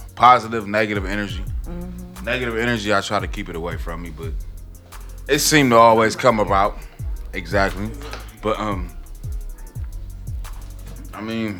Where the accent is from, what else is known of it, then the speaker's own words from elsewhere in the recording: Cleveland, Ohio, United States; I'm from Cleveland.